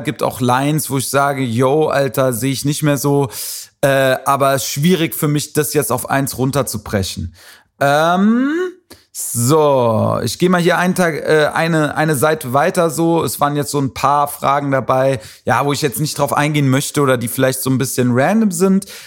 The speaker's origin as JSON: {"language": "German", "town": "Wiesbaden", "region": "Hesse", "country": "Germany", "tie": "born or raised there", "also_born_or_lived": "Frankfurt", "said": "Ist ja so meine Heimatstadt, in der ich aufgewachsen bin"}